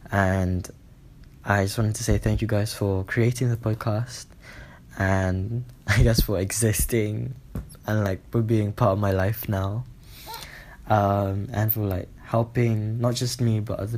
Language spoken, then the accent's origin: English; Philippines; I'm 17 and I'm from the Philippines.